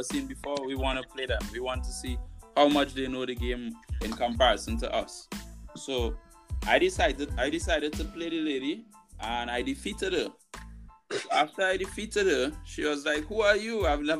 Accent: Arima, Trinidad & Tobago; I'm from Arima

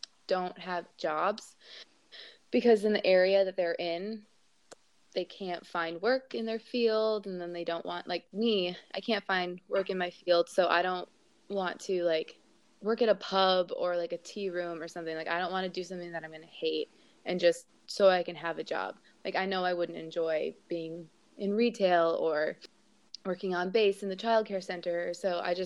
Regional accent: California, United States; moved away as an adult; now in United Kingdom

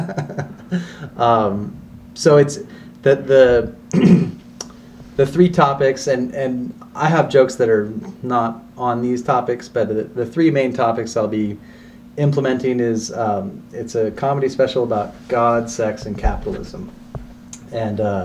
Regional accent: Corralitos, California, United States; moved away; I grew up in a really small town in the south part of the county called Corralitos

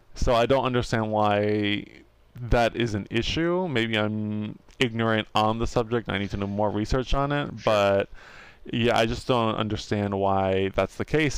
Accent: United States; we're American

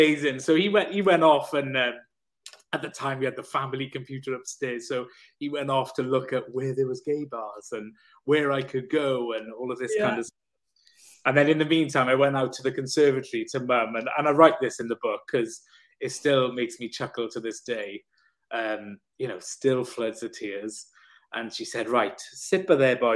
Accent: South Wales, United Kingdom; I'm from Wales. I said, you'll never tell by the accent. I said, but I'm from South Wales.

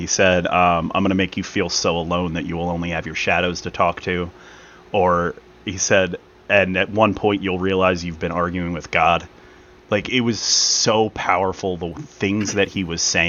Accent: Philadelphia, Pennsylvania, United States; I am from Philadelphia and not Pittsburgh

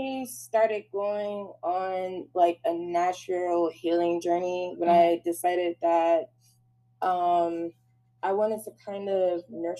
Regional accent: Michigan, United States; I'm from Michigan, and as you guys know, I just love to do makeup

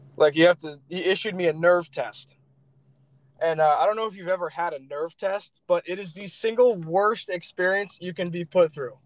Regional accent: Florida, United States; also born or lived in Lansing, Michigan; I'm a Florida boy at heart

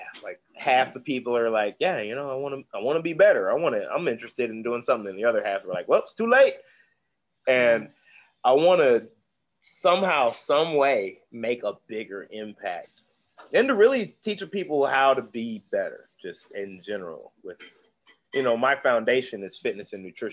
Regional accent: Indianapolis, Indiana, United States; now in Atlanta, United States; I'm from Indianapolis. People don't kind of realize we are a donut town

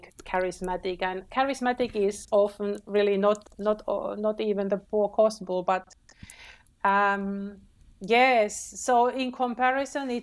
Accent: Finland; moved away as an adult; I was born and raised in Finland, but I didn't really appreciate my country

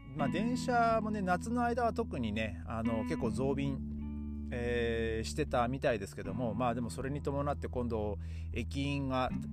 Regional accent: Tohoku, Japan; moved away; 僕の地元の方はですね、まあ、東北の方は

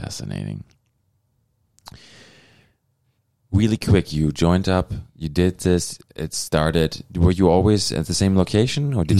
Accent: Germany; now in Thunder Bay, Canada; where I'm from Germany, and then here in Thunder Bay

